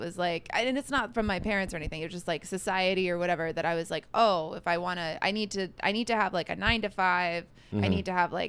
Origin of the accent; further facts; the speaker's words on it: California, United States; moved away as an adult; also born or lived in Colorado / Martha's Vineyard / Nashville / Minnesota; I like grew up in California, but I was like born in Colorado. I went to college in Nashville.